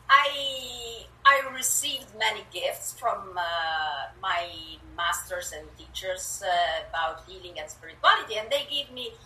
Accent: Italy; English is a second language; moved away as an adult; now in Canada; I was born in Italy and moved to Canada a few years, years ago, so um, yeah, you will hear a bit of an accent. And my English is creative.

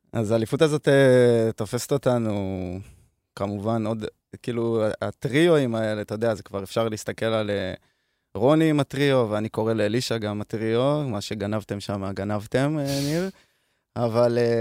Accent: Hod HaSharon, Central District, Israel; אני מהוד השרון

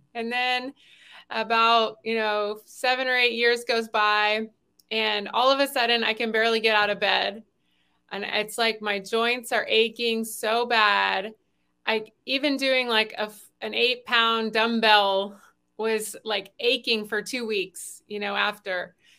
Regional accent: the South, United States; I grew up in the South eating, you know, biscuits

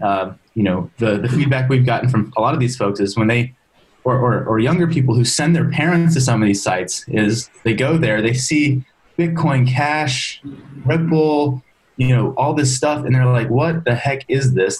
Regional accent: Maryland, United States; moved away as an adult; now in San Francisco, United States; I'm originally from Maryland

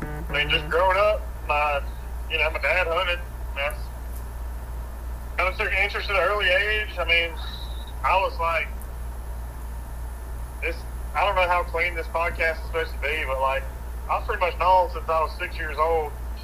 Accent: Gray, Georgia, United States; I'm from Georgia. Okay. Living in Gray my whole life.

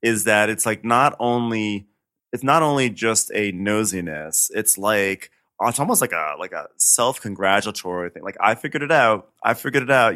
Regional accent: suburban New York, United States; I'm from, you know, suburban New York where there are ticks aplenty.

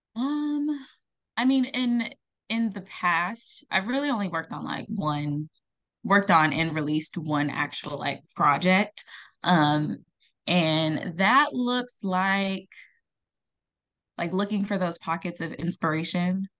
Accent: Los Angeles area, California, United States; also born or lived in Accra, Ghana; now in San Diego, United States; I came to California when I was, like, eight years old. Um, and I've lived in, like, the L A area

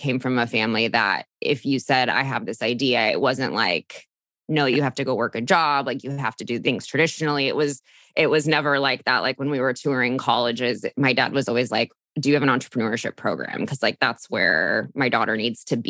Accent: Orange County, California, United States; I'm from Orange County, California, which is just south of LA, born and raised, still live here

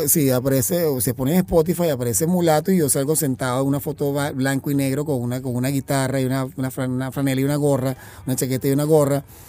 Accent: Caracas, Capital District, Venezuela; nací en Caracas

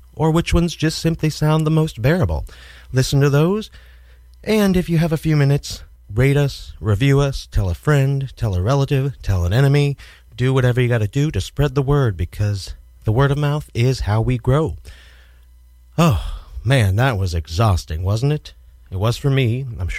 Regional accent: Kansas City, United States; now in New York City, United States; Kansas City, my hometown

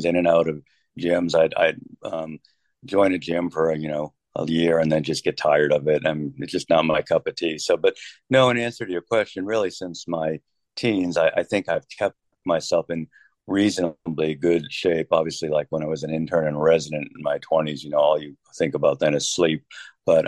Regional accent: Kansas City, United States; moved away as an adult; also born or lived in Rochester, New York; I'm from Kansas City

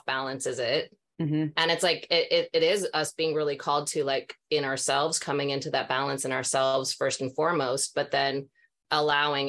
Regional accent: Minnesota, United States; I'm from Minnesota

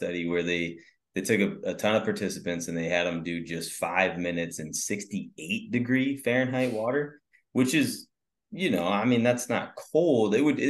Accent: Northern Michigan, United States; I grew up in Northern Michigan

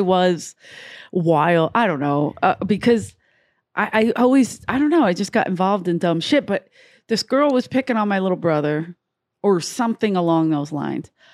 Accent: United States; I grew up in America

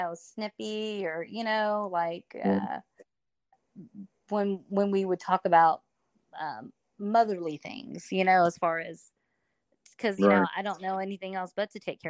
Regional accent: Iwakuni, Yamaguchi, Japan; born there; I was born in Irukuni, Japan.

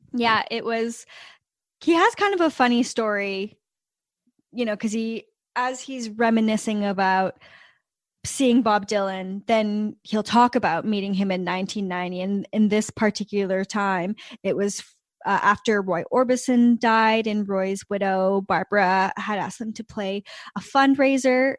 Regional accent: Canada; we're Canadian

